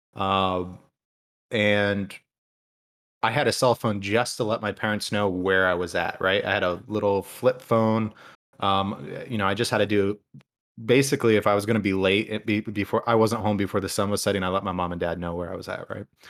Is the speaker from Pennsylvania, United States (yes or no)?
no; Toledo, Ohio, United States; I grew up in Toledo